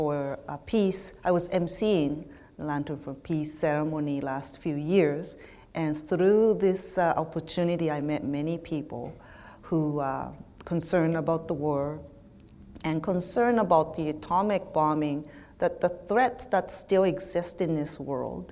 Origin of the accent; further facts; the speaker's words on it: Nagasaki, Japan; moved away as an adult; now in Winnipeg, Canada; I'm from Nagasaki, growing up in Japan